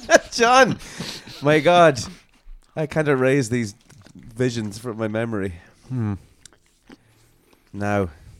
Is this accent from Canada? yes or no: no; Ireland; we're Irish